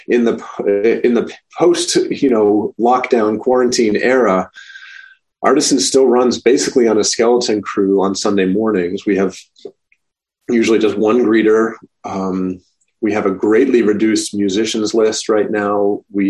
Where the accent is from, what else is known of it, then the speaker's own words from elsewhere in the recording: Maine, United States; now in Rochester, United States; my home state of Maine